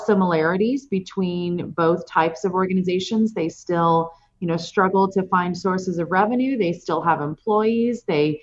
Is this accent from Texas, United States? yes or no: yes; Houston, Texas, United States; moved away as an adult; now in Phoenix, United States; I actually grew up in Houston, Texas, so I still consider that my hometown, but I've been here since 2000, so 20 years now.